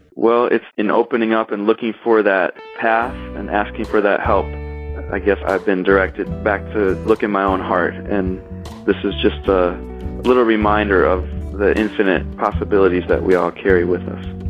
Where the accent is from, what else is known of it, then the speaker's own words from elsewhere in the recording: Kalamazoo, Michigan, United States; also born or lived in Detroit, Michigan / Chicago, Illinois; now in Ann Arbor, United States; I was born and raised in Kalamazoo, Michigan, which is a wonderful small city in southwest Michigan.